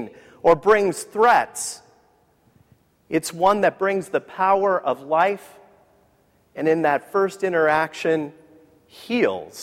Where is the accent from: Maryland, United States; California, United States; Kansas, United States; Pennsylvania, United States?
California, United States; San Diego; I grew up in San Diego